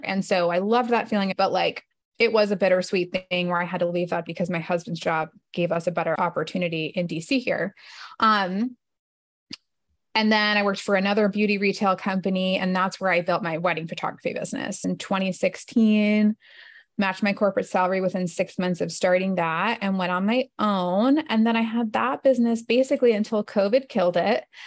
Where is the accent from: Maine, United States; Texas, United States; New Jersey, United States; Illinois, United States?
New Jersey, United States; moved away as an adult; also born or lived in Manhattan, New York; now in Northern Virginia, United States; I grew up in New Jersey